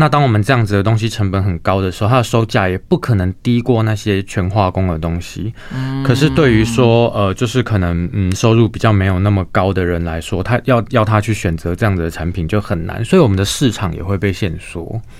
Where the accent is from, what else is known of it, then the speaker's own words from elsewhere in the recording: Tainan, Taiwan; also born or lived in Hualien; now in Taipei, Taiwan; 我是台南人。